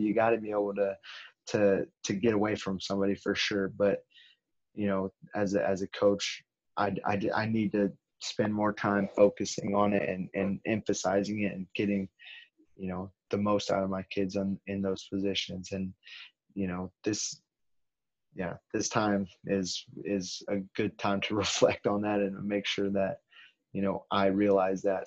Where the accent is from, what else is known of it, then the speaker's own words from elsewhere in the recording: California, United States; I'm being from California